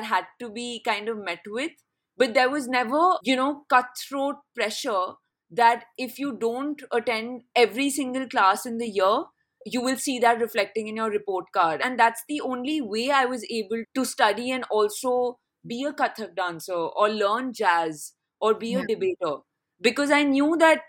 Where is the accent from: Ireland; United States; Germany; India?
India; Delhi; Delhi, yeah, which is my hometown